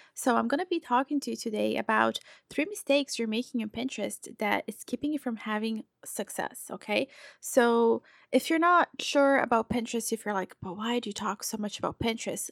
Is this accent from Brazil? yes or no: yes; Brazil; now in United States; I'm from Brazil.